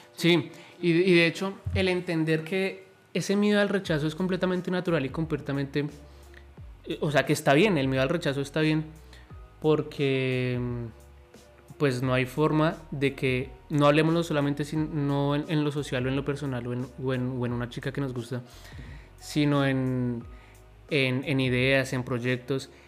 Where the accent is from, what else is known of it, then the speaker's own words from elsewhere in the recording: Colombia; soy de Colombia